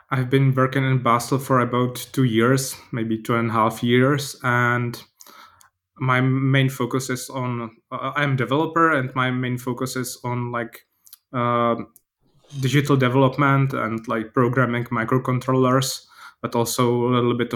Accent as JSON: {"language": "English", "town": "Brno", "region": "South Moravian Region", "country": "Czechia", "said": "I'm from Brno"}